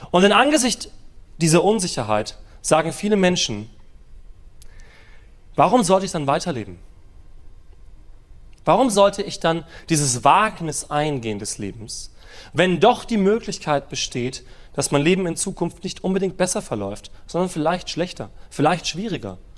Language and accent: German; Germany; Wir als Deutsche sind ja so ein bisschen Sicherheitsfanatiker.